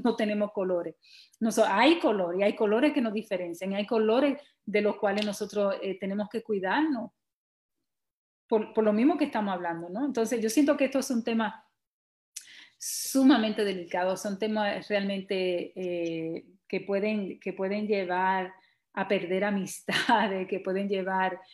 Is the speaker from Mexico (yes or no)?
no; Dominican Republic; now in New York, United States